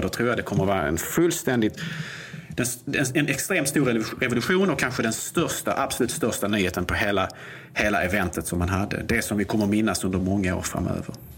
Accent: Sweden

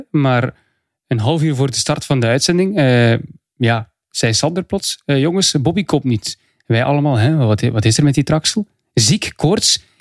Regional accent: Flanders, Belgium; Vlaamse dienaar.

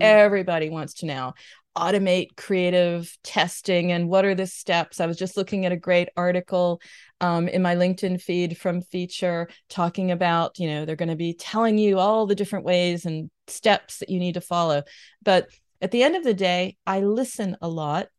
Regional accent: United States; moved away as an adult; now in Germany; I'm based near Cologne. I'm American living here.

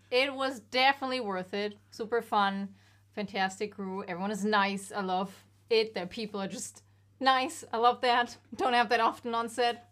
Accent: Germany; moved away; I'm from Germany

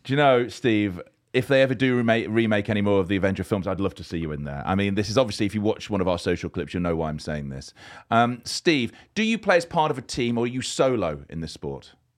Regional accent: Leicester, East Midlands, United Kingdom; I'm from Leicester, just down the road.

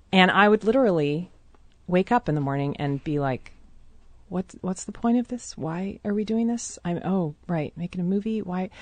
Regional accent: Seattle, Washington, United States; I grew up in a very white part of town always. I moved around very, I mean, most of Seattle is very, very white.

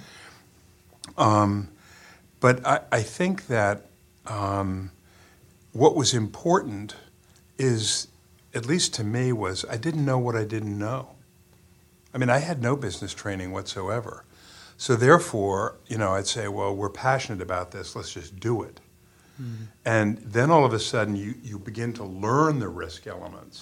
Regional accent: Morrisville, Vermont, United States; growing up in Morrisville

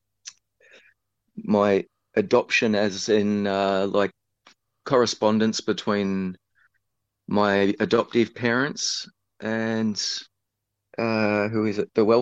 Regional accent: Ferntree Gully, Victoria, Australia; I was put into a temporary foster home in Ferntree Gully

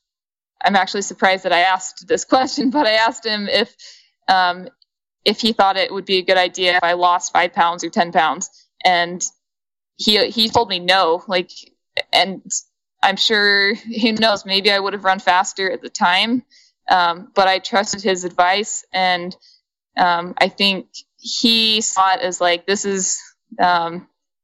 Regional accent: Ogden, Utah, United States; I grew up in Ogden, Utah, which is where Weber State is.

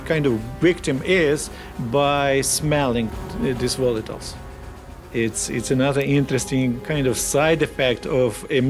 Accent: Kyiv Oblast, Ukraine; moved away; I grew up in Ukraine, around Kyiv region, and I grew up on a farm.

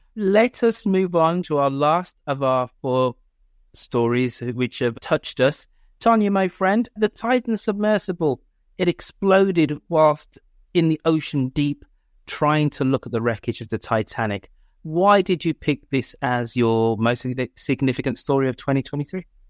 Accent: United Kingdom; I am British

